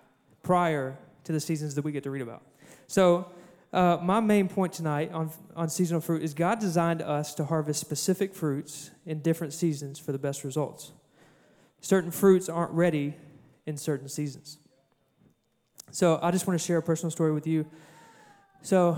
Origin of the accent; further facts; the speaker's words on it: Cabot, Arkansas, United States; I'm from Cabot, where we don't farm